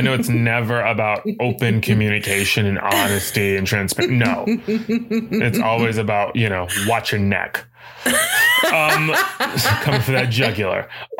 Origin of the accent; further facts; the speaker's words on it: the South, United States; accent: southern; were you coming for my southern accent?